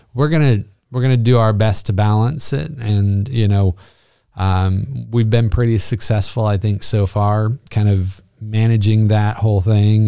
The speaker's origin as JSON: {"language": "English", "town": "Bishop", "region": "California", "country": "United States", "tie": "born or raised there", "also_born_or_lived": "Panorama City, California", "moved": "as an adult", "said": "born and raised Californian."}